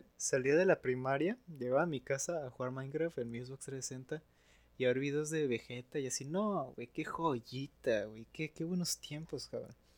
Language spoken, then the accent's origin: Spanish; Matamoros, Tamaulipas, Mexico; also born or lived in Ciudad Victoria, Tamaulipas; yo nací en Victoria y me vine acá a Matamoros cuando empecé la mi primaria.